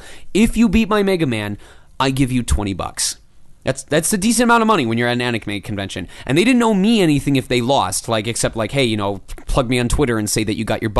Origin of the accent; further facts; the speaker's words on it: Michigan, United States; I came from Michigan where the industry doesn't really exist